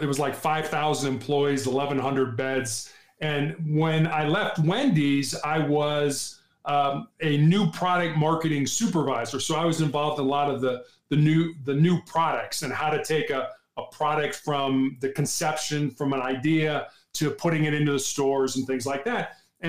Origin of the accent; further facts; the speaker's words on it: Midwest, United States; now in Cincinnati, United States; we're from the Midwest. And so we didn't really have any help out in California. So we moved back to the Midwest to Cincinnati.